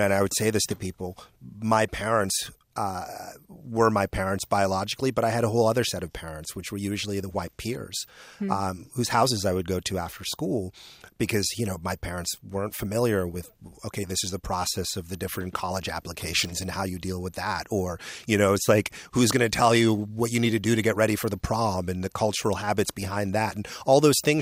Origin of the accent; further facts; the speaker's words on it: Nigeria; moved away; I'm originally from Nigeria.